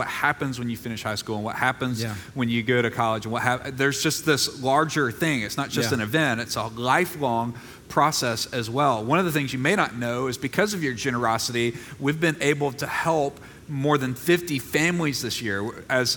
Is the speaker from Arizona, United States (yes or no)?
no; Mississippi, United States; moved away; I'm from Mississippi